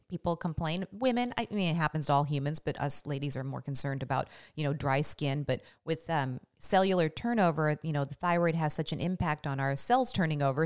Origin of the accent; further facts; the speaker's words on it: Washington, United States; also born or lived in Las Vegas; growing up in Washington with our temperate, temperate, um, weather